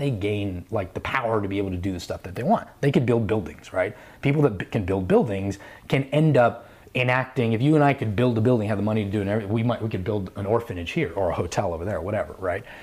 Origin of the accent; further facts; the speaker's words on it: New York, United States; I'm a New Yorker. I'm not letting go of my fucking apartment.